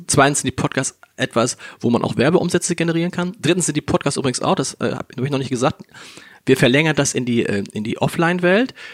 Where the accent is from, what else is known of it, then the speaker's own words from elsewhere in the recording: Hamburg, Germany; ich bin tatsächlich in Harburg aufgewachsen. Das ist, für die, die es nicht kennen, das ist südlich der Elbe